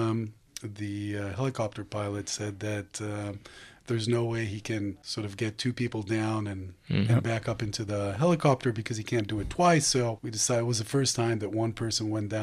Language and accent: English; Haifa, Haifa District, Israel; moved away; also born or lived in East Lansing, Michigan, United States; I was born in Haifa. I grew up part of my life in the U.S., in Michigan, East Lansing.